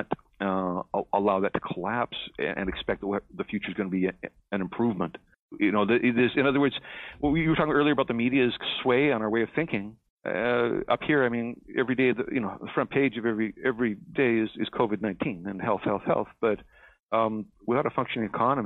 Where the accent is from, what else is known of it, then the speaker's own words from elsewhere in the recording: Canada; I'm here in Canada. I'm a Canadian.